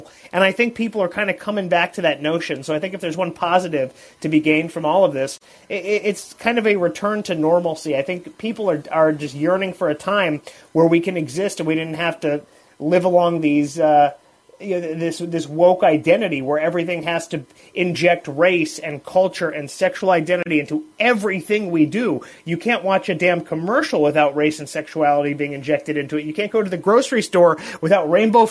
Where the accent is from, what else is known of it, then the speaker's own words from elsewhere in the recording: Los Angeles, California, United States; I grew up in Los Angeles